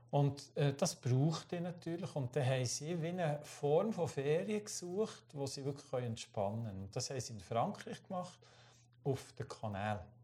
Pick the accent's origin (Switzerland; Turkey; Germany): Switzerland; mit, als Schweizer äh, auf einem holländischen alten Frachter